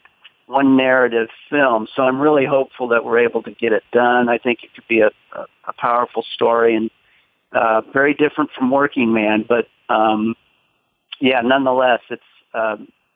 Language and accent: English; Iowa, United States; my home state of Iowa